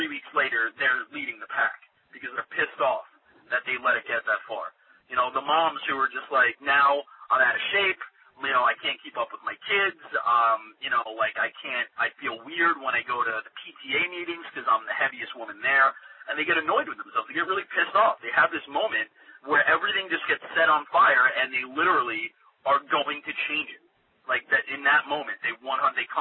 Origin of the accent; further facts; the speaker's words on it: New York, United States; I'm from New York